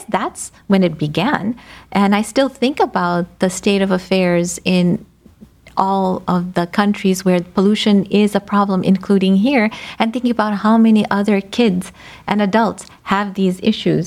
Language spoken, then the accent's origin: English; United States; So I'm of Indian descent, first generation. I think the only reason I'm alive is that I was born and brought up here